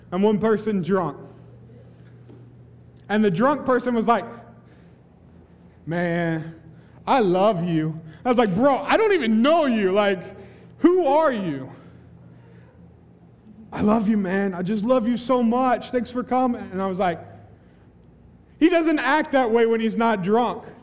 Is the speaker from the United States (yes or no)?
yes; the Bible Belt, United States; We, we, I'm from the Bible Belt, y'all.